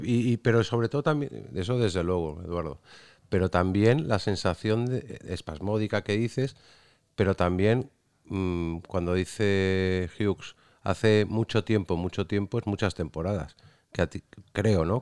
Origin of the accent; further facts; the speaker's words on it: Cádiz, Andalusia, Spain; mi Cádiz. Por eso de que soy de allí